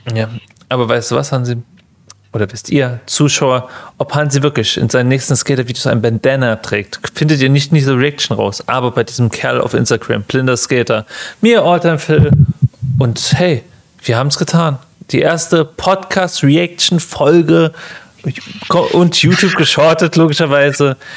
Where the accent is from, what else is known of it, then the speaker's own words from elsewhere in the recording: Germany; hast du als Deutscher immer so Dialekt, den kriegst du halt schlecht raus im Englischen